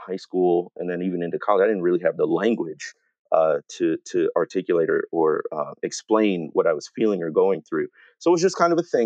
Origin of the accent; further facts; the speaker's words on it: Waukegan, Illinois, United States; So I grew up in Waukegan, Illinois, which is north of Chicago